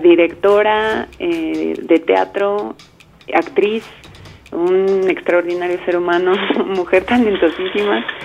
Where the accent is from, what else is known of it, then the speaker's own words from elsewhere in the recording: Mexico; como mexicanos